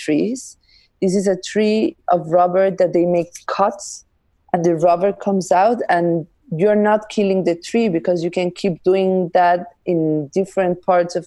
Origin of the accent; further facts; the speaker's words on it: Andes, Peru; I am from the mountains, I am from the Andes